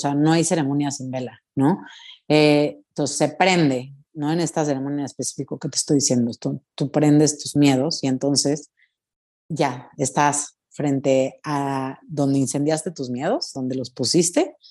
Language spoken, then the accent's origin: Spanish; Mexico; como mexicana digo, o sea, mis ancestros utilizaban esto